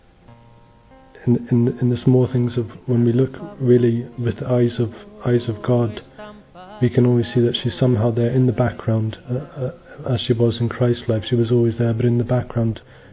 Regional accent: Northern Ireland, United Kingdom; I'm from Northern Ireland and I'm 30 years old.

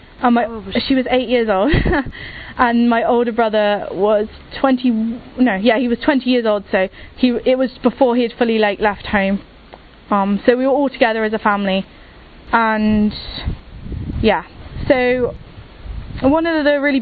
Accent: England, United Kingdom; I'm from England and I'm 20 years old

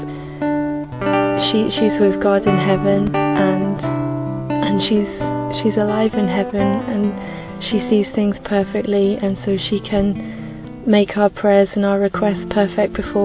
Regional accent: England, United Kingdom; I'm 30 and I'm from England.

